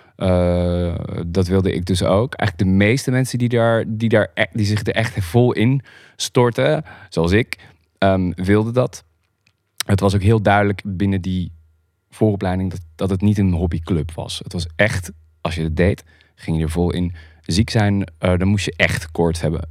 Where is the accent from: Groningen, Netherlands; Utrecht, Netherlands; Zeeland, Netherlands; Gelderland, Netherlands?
Groningen, Netherlands; also born or lived in Harkstede; Ik ben opgegroeid in, eh, in Groningen. Ik ben geboren in Groningen, in, eh, in Beiem